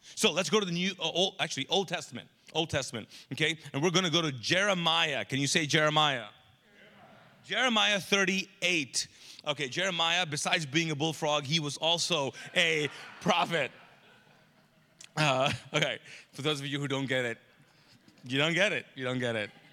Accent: Pakistan; now in Charlotte, United States; I'm Pakistani, and I have a Pakistani mom

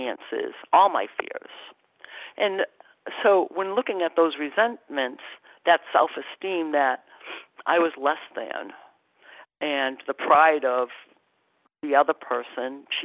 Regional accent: Massachusetts, United States; I'm from Massachusetts. My relatives are in Quebec, and I spent the summer in Quebec

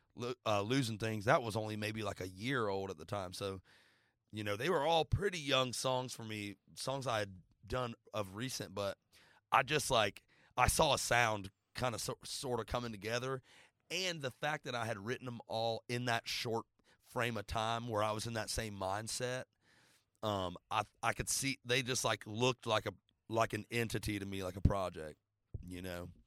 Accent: Florida, United States; now in Nashville, United States; I grew up playing football in Florida

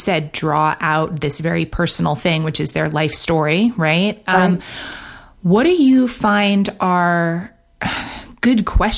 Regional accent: New York, United States; I grew up in New York. I went, moved around a bunch, but went to college in New York as well.

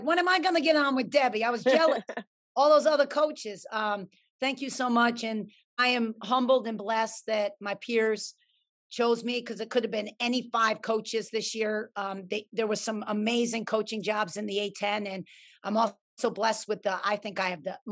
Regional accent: New York, United States; I'm a New Yorker at heart

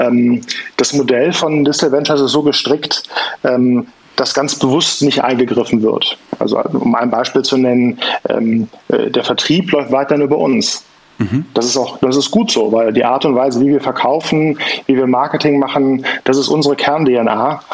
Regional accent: Bonn region, North Rhine-Westphalia, Germany; wir kommen aus dem Rheinland oder hier aus der Bonner Region

